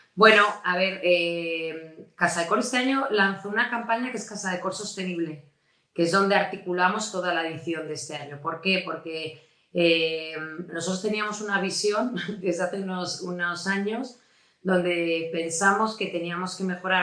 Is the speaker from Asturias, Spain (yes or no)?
yes; Avilés, Asturias, Spain; moved away as an adult; also born or lived in Madrid / Oviedo; nací en Avilés, lo que pasa es que, o sea, soy de padre asturiano, pero de madre madrileña.